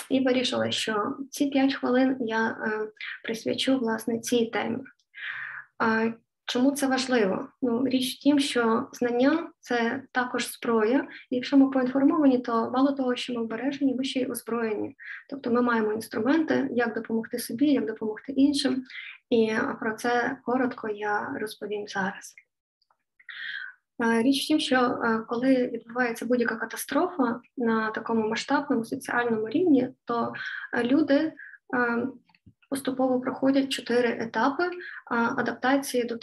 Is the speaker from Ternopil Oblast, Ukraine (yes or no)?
no; Lviv, Lviv Oblast, Ukraine; Я зі Львова … і з вами традиційні щоденні п'ятихвилинки психологічної грамотності української.